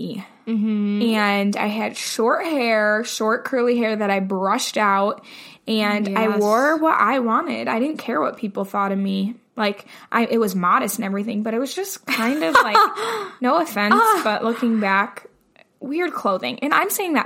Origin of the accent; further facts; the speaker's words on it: United States; as an American